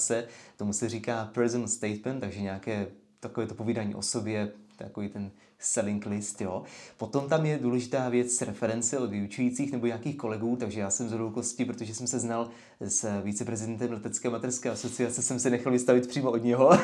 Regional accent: Letovice, South Moravian Region, Czechia; also born or lived in London, United Kingdom; jsem strávil dětství na letišti v Letovicích, tady nedaleko

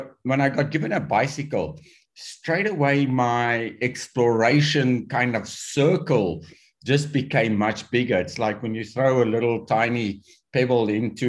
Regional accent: South Africa; When I was growing up in South Africa

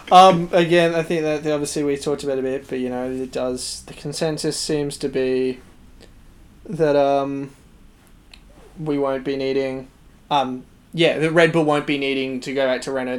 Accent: Australia; we're all Australian

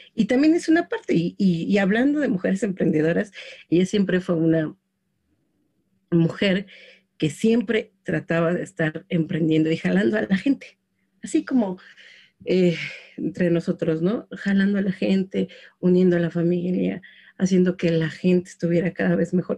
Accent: Mexico City, Mexico; yo crecí en Xochimilco

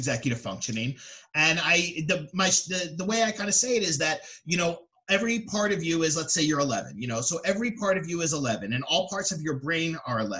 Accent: Philadelphia, Pennsylvania, United States; now in Atlantic City, United States; I'm from the Philadelphia area originally, and I live in the Atlantic City, New Jersey area now.

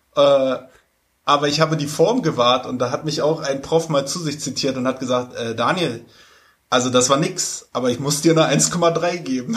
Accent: Germany; als Deutscher

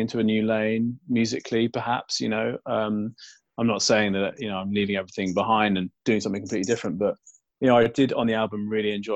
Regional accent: London, United Kingdom; growing up in London when trance wasn't big

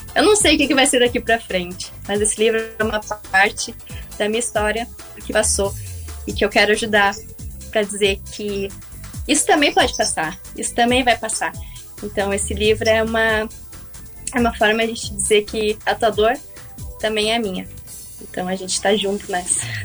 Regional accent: Rio Grande, Rio Grande do Sul, Brazil; now in Porto Alegre, Brazil; Sou natural de Rio Grande

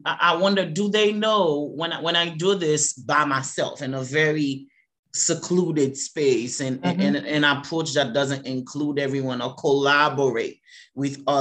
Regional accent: Haiti; now in Boston, United States; I'm an immigrant, I'm from Haiti

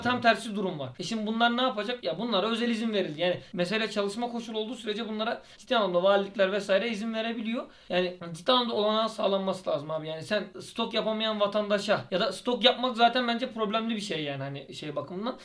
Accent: Aydın, Turkey; ben Aydınlıyım

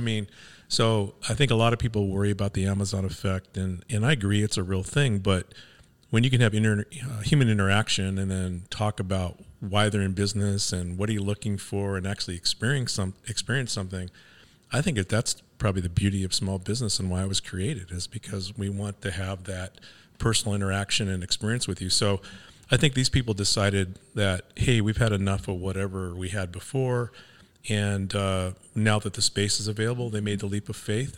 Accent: Los Angeles, California, United States; moved away as an adult; I grew up in Venice, California

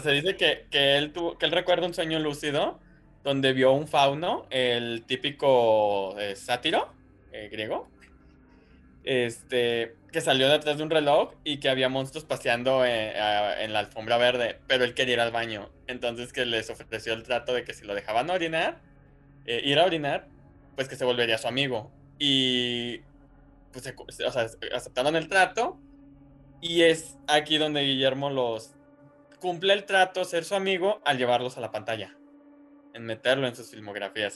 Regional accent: Guadalajara, Jalisco, Mexico

